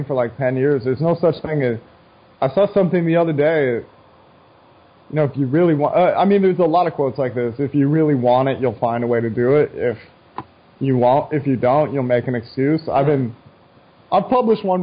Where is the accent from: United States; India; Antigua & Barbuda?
United States; I love being an American